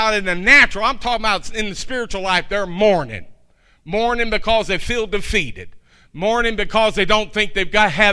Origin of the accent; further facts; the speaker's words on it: Kentucky, United States; I'm from Kentucky